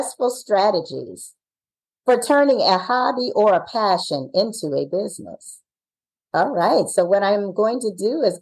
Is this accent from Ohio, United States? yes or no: yes; Ohio, United States; We're from Ohio.